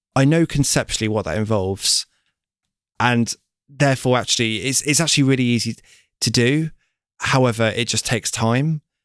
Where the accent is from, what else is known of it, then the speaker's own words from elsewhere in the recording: Lincoln, East Midlands, United Kingdom; now in London, United Kingdom; I'm from Lincoln